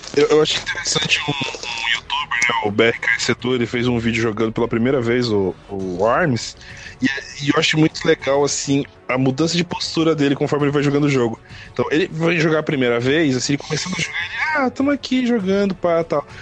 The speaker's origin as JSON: {"language": "Portuguese", "country": "Brazil", "said": "Nós somos brasileiros"}